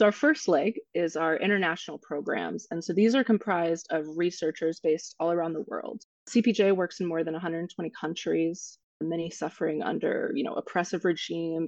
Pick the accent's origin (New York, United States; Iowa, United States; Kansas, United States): Kansas, United States; moved away; my home state